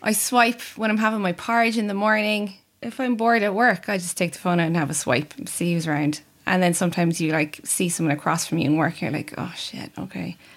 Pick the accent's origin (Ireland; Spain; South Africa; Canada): Ireland; Cork, Munster; I'm also from Cork